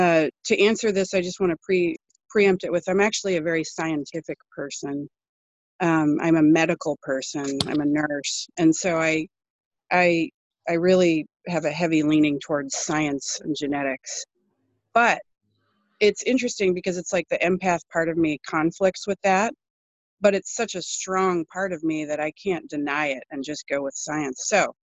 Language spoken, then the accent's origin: English; British Columbia, Canada; also born or lived in Colorado; now in Oregon, United States; I live in Oregon in the United States, and I'm 46. I grew up mostly in British Columbia and also in Colorado, but I traveled quite a bit in my youth. Finally settled down in Oregon about 20 years ago.